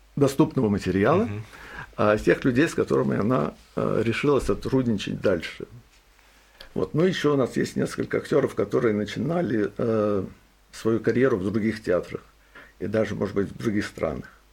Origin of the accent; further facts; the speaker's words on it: Saint Petersburg, Russia; now in Boston, United States; я родился в Петербурге, вырос в Петербурге